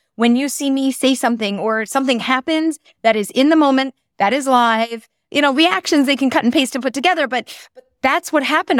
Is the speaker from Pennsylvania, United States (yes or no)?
yes; Philadelphia, Pennsylvania, United States; moved away as an adult; also born or lived in Bala Cynwyd; now in Israel; I was born and raised and lived in Philadelphia. I grew up there